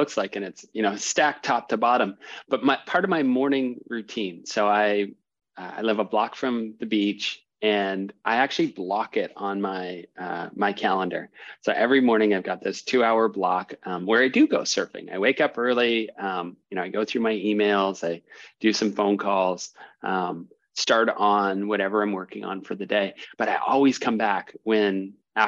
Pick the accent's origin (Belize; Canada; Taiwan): Canada; moved away as an adult; also born or lived in New York City; I'm from Canada originally